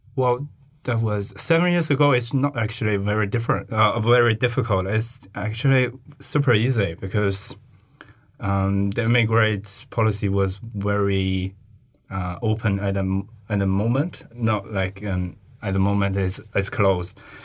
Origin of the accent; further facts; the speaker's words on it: China; English is a second language; moved away as an adult; also born or lived in Hubei, China / Beijing, China / Hawke's Bay, New Zealand; now in Lincoln, New Zealand; one thousand kilometers away in my hometown